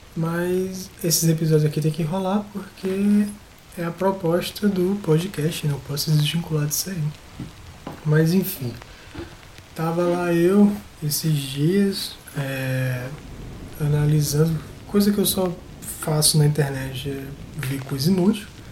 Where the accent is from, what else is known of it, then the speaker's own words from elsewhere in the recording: Northeast Region, Brazil; do vocabulário que a gente tem aqui no Nordeste